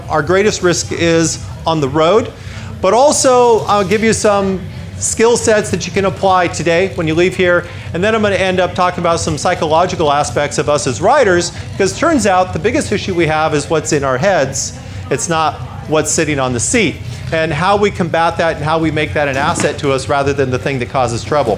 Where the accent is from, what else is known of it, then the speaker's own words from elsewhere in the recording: United States; I'm from the United States. You can tell by my funny accent.